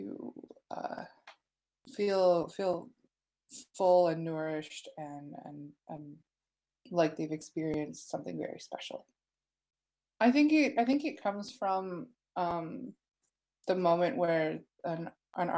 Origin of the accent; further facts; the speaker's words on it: Ottawa, Ontario, Canada; I grew up in Ottawa, and there was always graffiti around me